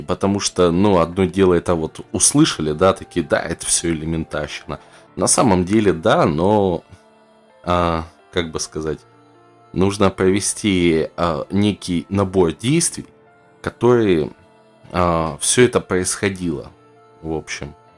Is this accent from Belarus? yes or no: no; Russia; Я, как любой просвещенный россиянин